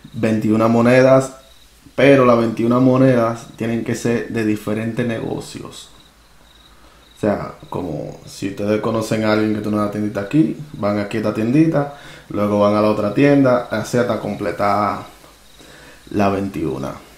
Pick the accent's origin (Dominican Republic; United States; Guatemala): Dominican Republic; moved away; allá en mi país natal, República Dominicana